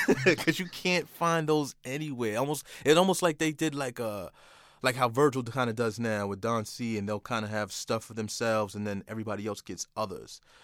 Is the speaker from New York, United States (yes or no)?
yes; Port Chester, New York, United States; also born or lived in Manhattan, New York / Bronx, New York; I'm from Portchester, New York, but, uh, Manhattan raised me, uh, and I played a lot in the Bronx as well